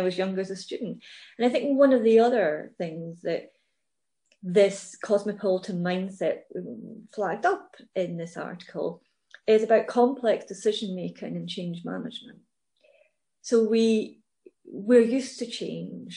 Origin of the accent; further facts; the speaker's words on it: Scotland, United Kingdom; I'm Scottish, British, European